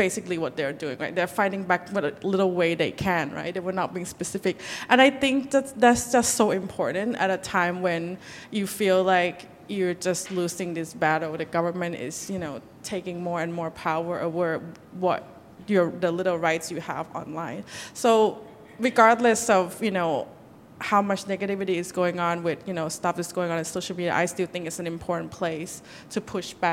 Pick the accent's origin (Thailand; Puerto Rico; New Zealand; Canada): Thailand; I'm from Thailand, where we have a dictatorship right now